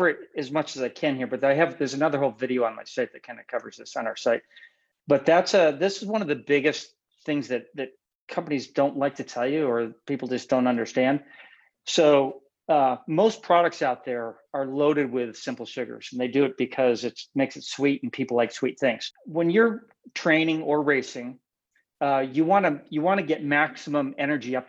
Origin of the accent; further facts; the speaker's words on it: Western New York, United States; moved away as an adult; also born or lived in Buffalo, New York / Schenectady, New York / Huron, New York; now in California, United States; I lived in Western New York mostly. I was born in Buffalo